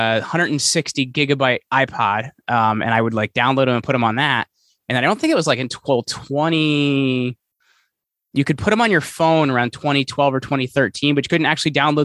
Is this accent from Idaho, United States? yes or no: no; Sussex County, New Jersey, United States; also born or lived in Morris County, New Jersey; I've been in New Jersey all my life. I'm a Sussex County boy, so it's all farm country up here. I grew up picking string beans and stuff like that.